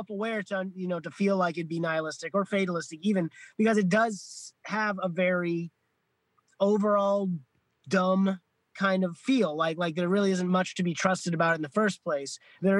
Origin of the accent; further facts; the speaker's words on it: Florida, United States; I grew up in Florida